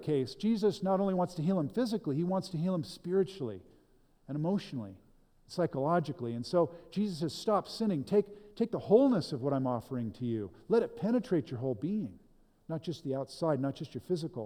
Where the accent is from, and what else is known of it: United States